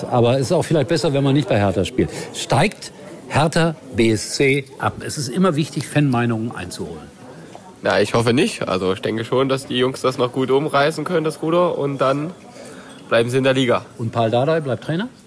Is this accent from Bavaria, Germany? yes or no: no; Saxony, Germany; Ja, das liegt relativ nah, weil meine Heimat Dynamo äh, äh Sachsen ist.